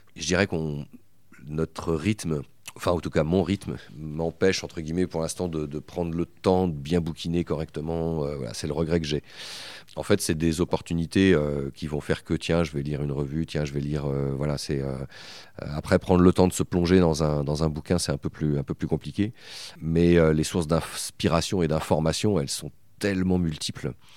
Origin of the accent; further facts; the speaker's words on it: Bressuire, Nouvelle-Aquitaine, France; moved away as an adult; also born or lived in Poitiers; je suis originaire des Deux-Sèvres, uh-huh. une ville qui s'appelle Bressuire et à laquelle je reste toujours attaché parce que parce que c'est là où j'ai grandi